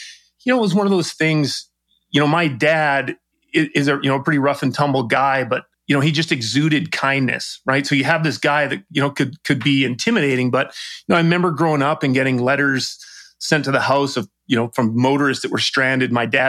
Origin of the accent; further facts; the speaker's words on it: British Columbia, Canada; It was just something you do as a Canadian. And, it was very interesting, right? You don't, Vancouver Island is very obviously isolated.